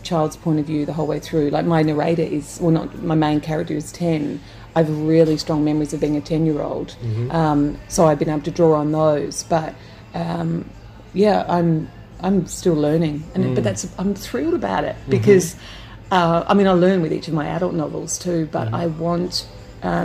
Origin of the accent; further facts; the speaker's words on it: South Australia, Australia; I grew up in South Australia